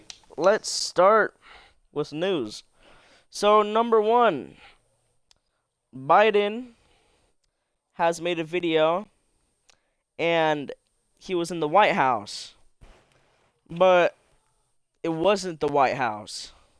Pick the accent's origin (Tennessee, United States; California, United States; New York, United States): California, United States; now in Oregon, United States; I am the old man of the group. I am 16 years old. And I live in Oregon, and I am from California.